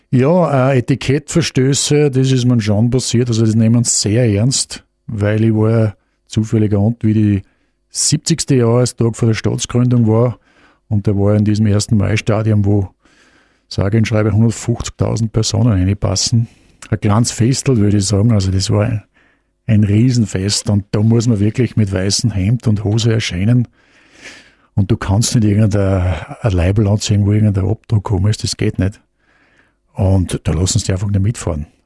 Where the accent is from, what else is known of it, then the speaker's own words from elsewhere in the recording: Austria; Also Österreich muss ich einen gewissen Vorteil. Ähm, wir haben natürlich auch die nötige Portion Schmäh dazu